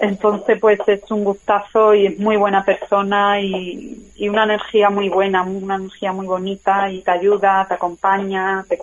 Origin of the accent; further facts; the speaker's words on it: Málaga, Andalusia, Spain; also born or lived in London; now in Madrid, Spain; Bueno, pues yo soy una actriz de Málaga y, nada, bueno, pues llevo unos cuantos años viviendo en Madrid, antes viví en Londres y me he formado como actriz en Londres